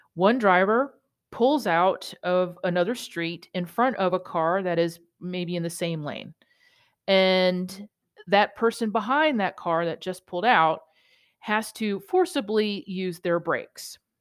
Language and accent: English; New York, United States; being a New Yorker